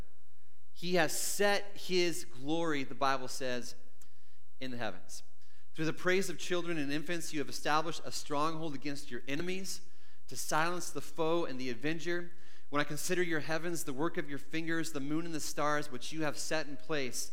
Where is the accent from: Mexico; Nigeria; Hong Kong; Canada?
Canada; growing up in Canada